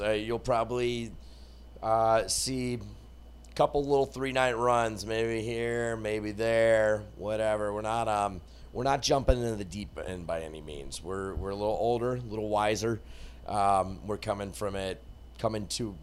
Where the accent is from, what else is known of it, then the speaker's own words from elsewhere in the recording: Atlanta, Georgia, United States; I come down 5 hours from Atlanta. Atlanta, that's how we actually say it.